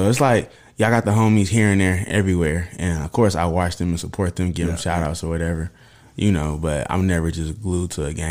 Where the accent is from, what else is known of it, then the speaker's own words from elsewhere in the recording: Oakland, California, United States; I mean, I know I'm from Oakland and everything, but you know, I'm still yelling Oak Cliff every day.